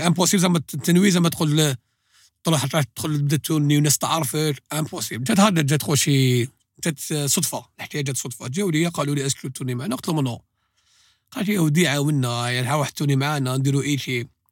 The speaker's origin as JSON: {"language": "Arabic", "country": "Algeria", "said": "حنا جزائريين"}